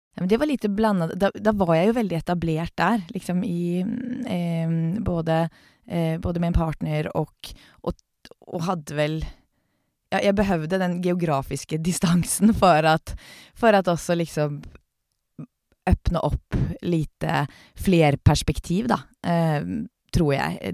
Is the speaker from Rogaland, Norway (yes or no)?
no; Oslo, Norway; now in Sweden; jeg er født och uppväxt i Oslo